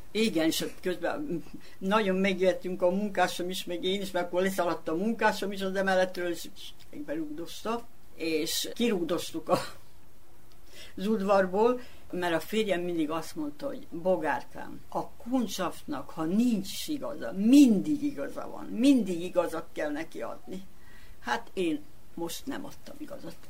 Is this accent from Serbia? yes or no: yes; Sombor, Vojvodina, Serbia; also born or lived in Budapest; itt születtem